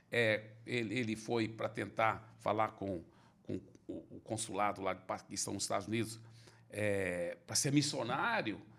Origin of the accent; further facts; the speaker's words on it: Belo Horizonte, Minas Gerais, Brazil; born there; Não, eu, eu, meus pais são americanos, eram missionários no Brasil, eu nasci em Belo Horizonte.